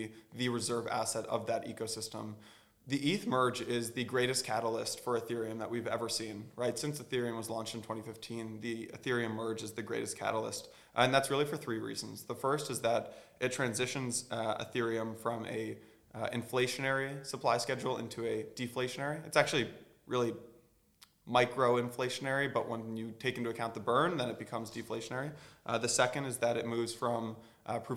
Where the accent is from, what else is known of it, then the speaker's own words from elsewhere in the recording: California, United States; moved away as an adult; also born or lived in Atlanta / New York; I'm from California